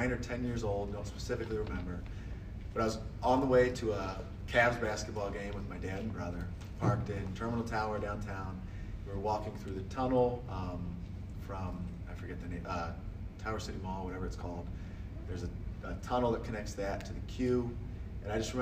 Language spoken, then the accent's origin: English; Akron, Ohio, United States; I'm from Akron, Ohio